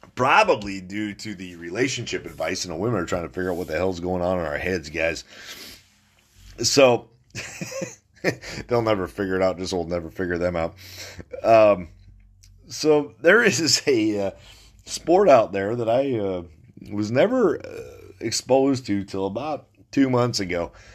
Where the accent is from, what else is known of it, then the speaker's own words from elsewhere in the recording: New Salem, North Dakota, United States; New Salem, North Dakota, my hometown